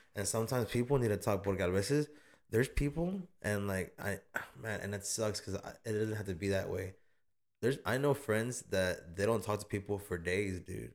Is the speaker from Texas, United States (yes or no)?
yes; Austin, Texas, United States; I was born in St. John's. I was born in the North Side